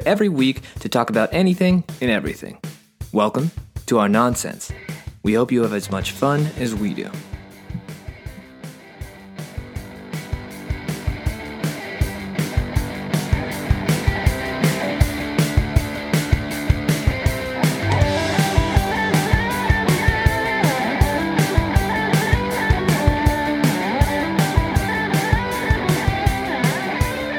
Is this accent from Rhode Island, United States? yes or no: no; Pittsburgh, Pennsylvania, United States; we're all from Pittsburgh